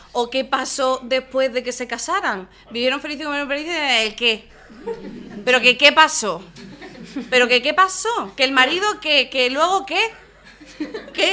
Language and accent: Spanish; Málaga, Andalusia, Spain; no puedo ser más de Málaga